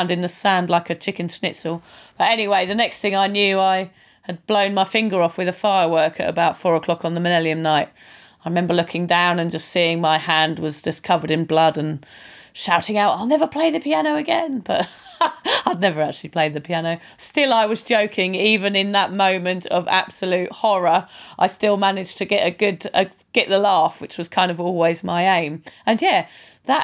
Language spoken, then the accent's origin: English; United Kingdom; moved away as an adult; now in Queensland, Australia